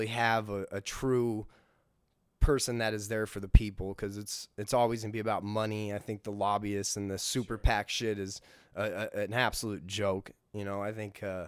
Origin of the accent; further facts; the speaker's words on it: United States; born, raised in America